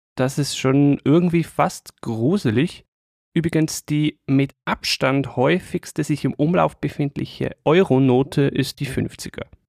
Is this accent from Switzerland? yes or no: yes; Switzerland; an mir als Schweizer